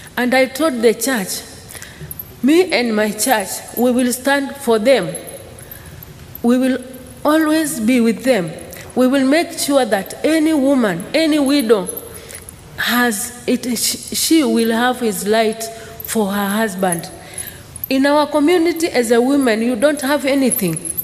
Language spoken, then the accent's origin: English; Maasai community, Arusha, Tanzania; I was born in Maasai community.